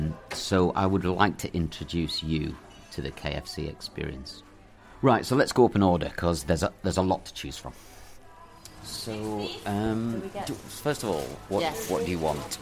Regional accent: Preston, North West England, United Kingdom; Do you know I'm from Preston?

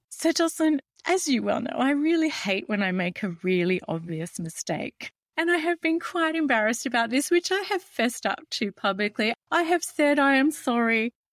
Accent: Australia; as an Australian, we have the British connection heritage

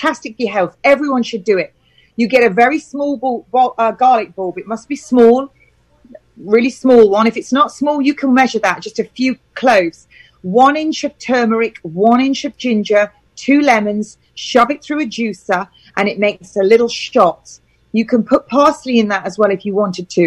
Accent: United Kingdom; I'm British.

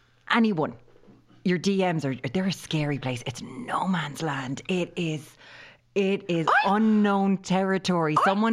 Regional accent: Ireland

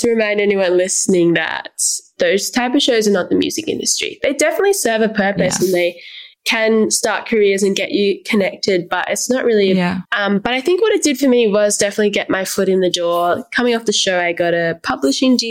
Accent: Canberra, Australian Capital Territory, Australia; I meant to move out of my hometown 3 years prior, but I didn't because of the pandemic, and now I'm still here

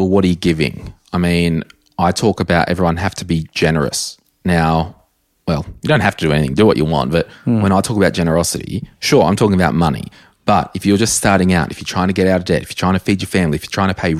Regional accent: Berkeley Vale, New South Wales, Australia; growing up in Berkeley Vale, if I earned $100,000, yeah. that's awesome.

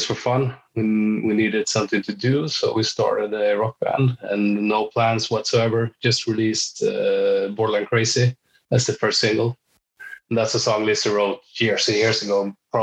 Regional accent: Sweden; moved away as an adult; now in Norway; I am Swedish. I'm from Sweden, but I've been living here 10, 12 years.

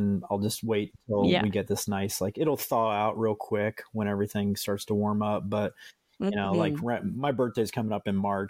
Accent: Iowa, United States; moved away as an adult; now in Ohio, United States; I grew up in Iowa and where I was in Ohio

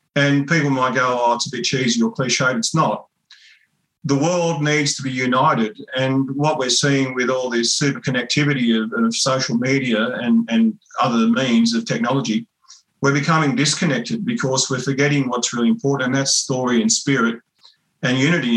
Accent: Kempsey area mission, New South Wales, Australia; I grew up on Crew Mission

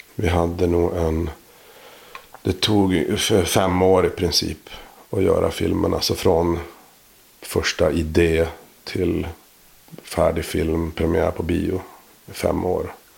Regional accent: Boden, Norrbotten County, Sweden; jag är eh, född och uppvuxen i Boden

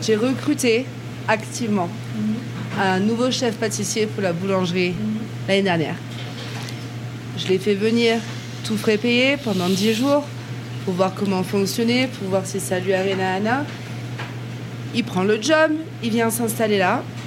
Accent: France; now in United States; en tant que français

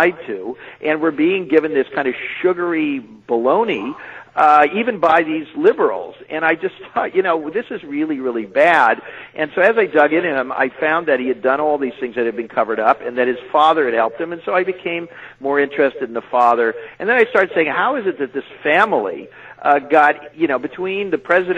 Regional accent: California, United States; moved away as an adult; now in New York City, United States; as a Californian

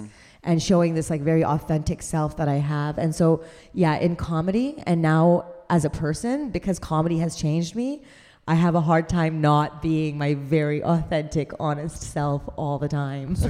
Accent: Canada; I'm a Canadian

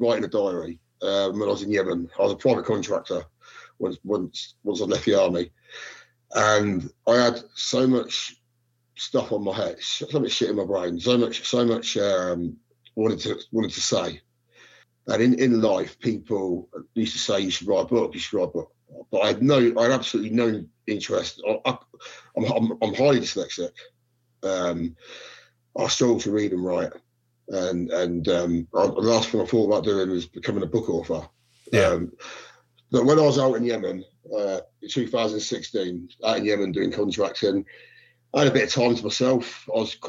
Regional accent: Corby, East Midlands, United Kingdom; also born or lived in Luton; So I started growing up in Corby.

